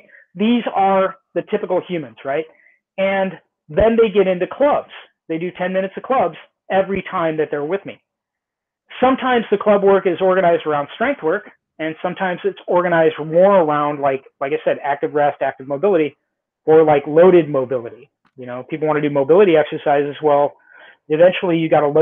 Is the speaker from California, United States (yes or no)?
yes; Southern California, United States; I grew up in Southern California